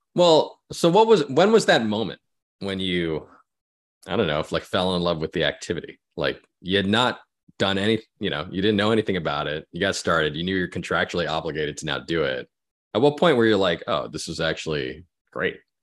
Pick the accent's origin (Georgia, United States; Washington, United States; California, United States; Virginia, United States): California, United States; Orange County; when I was growing up in Orange County. California.